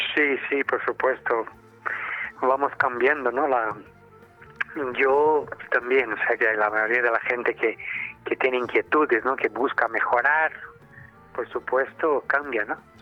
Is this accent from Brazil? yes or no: yes; Brazil; now in Spain; yo que soy brasileño, latino, tropical